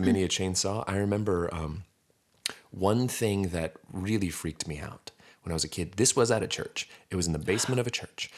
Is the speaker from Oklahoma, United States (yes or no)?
yes; Stillwater, Oklahoma, United States; We're from Stillwater